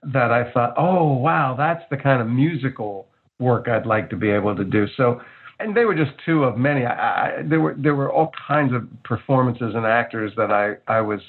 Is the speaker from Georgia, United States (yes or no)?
no; Livingston, New Jersey, United States; when I was growing up in Livingston.